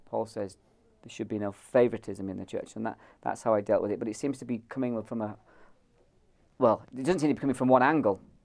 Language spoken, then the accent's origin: English; Ireland; I'm Irish